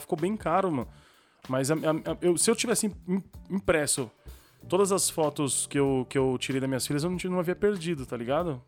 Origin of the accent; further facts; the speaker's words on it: Brazil; Eu sou, eu sou brasileiro